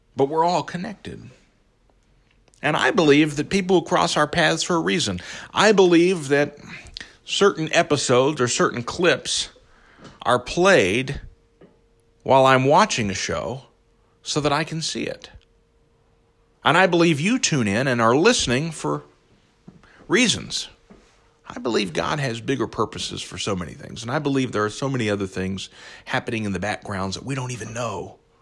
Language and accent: English; Belpre, Ohio, United States; I grew up, you know, as you know, in southeastern Ohio, I grew up in Belpre